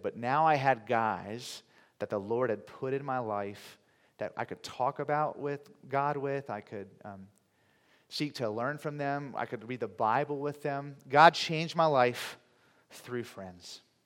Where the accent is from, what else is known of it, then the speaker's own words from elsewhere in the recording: Virginia Beach, Virginia, United States; also born or lived in Oxford, England; I was raised in Virginia, so so many of you know I grew up in a city called Virginia Beach